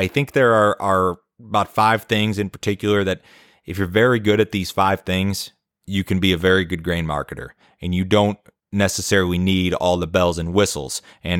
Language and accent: English; Chicago, Illinois, United States; now in Tennessee, United States; But since I moved to Tennessee from Chicago, where I grew up, I fished a lot more